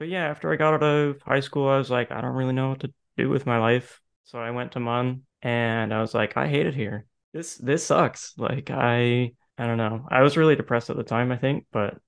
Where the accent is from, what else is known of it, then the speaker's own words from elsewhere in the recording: St. John's, Newfoundland and Labrador, Canada; also born or lived in Prince Edward Island / Edmonton; So I'm from St. John's. I've kind of raised around all Canada, though. And most people, I guess, that are in our friend group would know me from the Bay in Ascension. So, yeah, I mean, I grew up in Newfoundland.